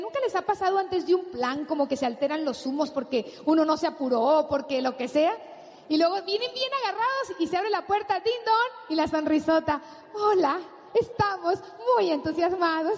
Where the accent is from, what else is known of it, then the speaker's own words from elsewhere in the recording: Sinaloa, Mexico; bigote de mi tierra, de un tipo sinaloense